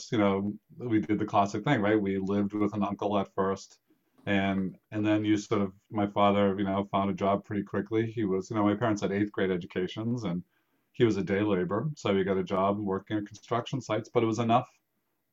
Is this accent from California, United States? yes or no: no; Waltham, Massachusetts, United States; also born or lived in Moncton, New Brunswick, Canada; we immigrated when I was three. And I grew up in Waltham, just outside Boston